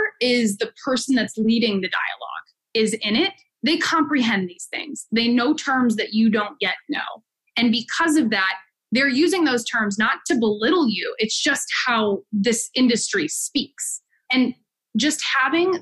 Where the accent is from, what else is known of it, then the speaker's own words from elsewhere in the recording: Midwest, United States; I'm from the Midwest.